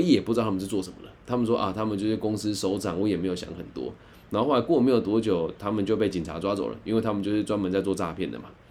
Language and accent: Chinese; Taiwan; 我也是台湾来的